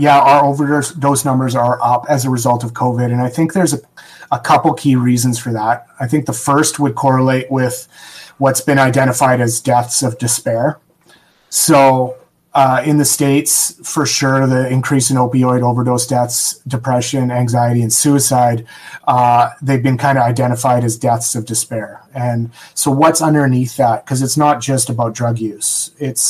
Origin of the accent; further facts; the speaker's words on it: Canada; I'm Canadian